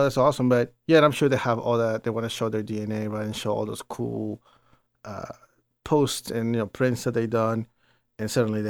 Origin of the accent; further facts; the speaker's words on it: East Coast, United States; I'm from the East Coast